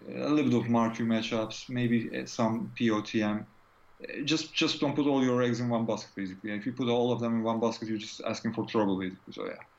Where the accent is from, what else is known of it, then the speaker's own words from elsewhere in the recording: Turkey; moved away as an adult; now in United Kingdom; I'm from Turkey originally, but I'm living in UK uh, since 2001